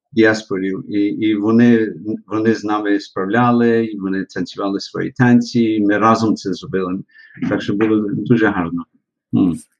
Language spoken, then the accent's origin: Ukrainian; Melbourne, Victoria, Australia; Я народився в місті Мельмон, так як ви кажете, в штаті чи області Вікторія